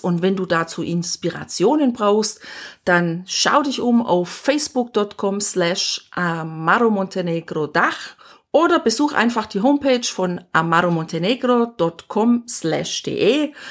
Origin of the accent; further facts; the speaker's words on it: Southern Germany, Germany; bei uns zu Hause in Deutschland, in Süddeutschland